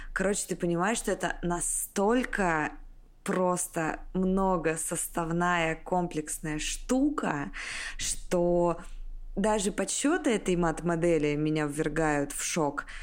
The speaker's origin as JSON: {"language": "Russian", "region": "Siberia", "country": "Russia", "tie": "born or raised there", "said": "я из Сибири, в январе очень холодно"}